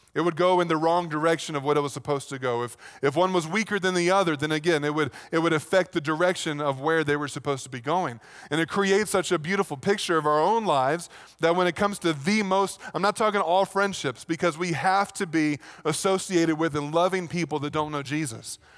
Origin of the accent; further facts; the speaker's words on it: Virginia, United States; moved away; back in Virginia, that's pretty much what you did